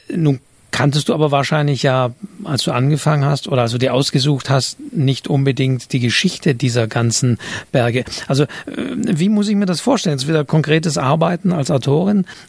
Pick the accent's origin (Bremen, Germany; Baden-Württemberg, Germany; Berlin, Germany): Baden-Württemberg, Germany; Northern Black Forest; Ich bin ja aus dem Nordschwarzwald